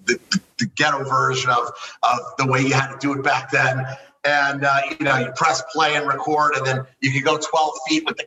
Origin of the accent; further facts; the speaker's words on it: Miami, Florida, United States; I was born and raised in Kendall Lakes, Miami, you know, a suburb of Miami.